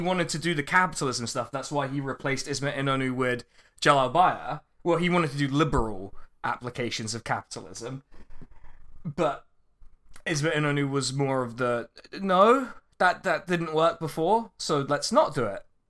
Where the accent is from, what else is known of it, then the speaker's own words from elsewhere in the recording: Reading, South East England, United Kingdom; Reading means the place, the boring place where I'm from